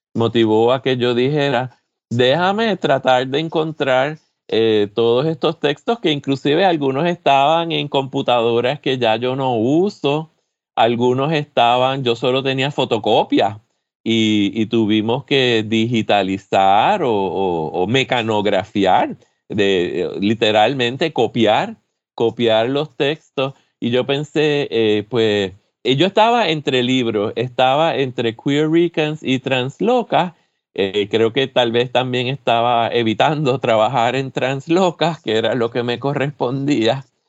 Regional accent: San Juan, Puerto Rico; moved away as an adult; now in Michigan, United States; San Juan, de la zona metropolitana, que es de, de donde yo soy, donde yo me crié

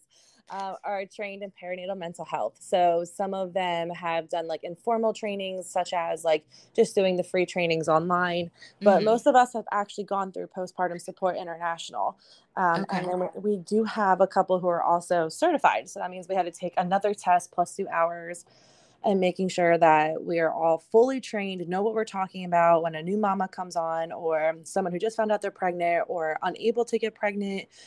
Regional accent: Berks County, Pennsylvania, United States; I am from Berks County, Pennsylvania.

